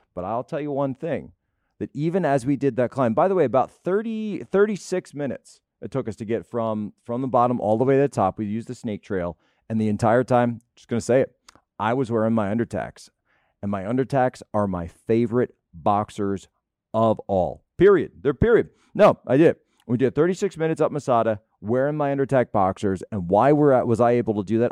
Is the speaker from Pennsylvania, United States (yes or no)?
yes; Philadelphia, Pennsylvania, United States; I'm from the Philadelphia area